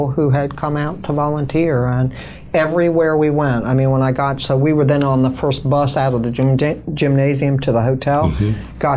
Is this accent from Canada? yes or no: no; United States; also born or lived in New York, United States / Chicago, United States; I grew up in New outside of New York City